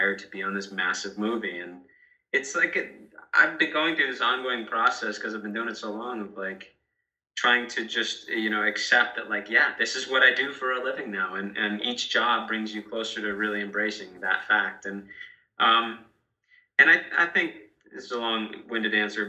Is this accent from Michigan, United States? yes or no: no; Massachusetts, United States; moved away; Massachusetts, my home state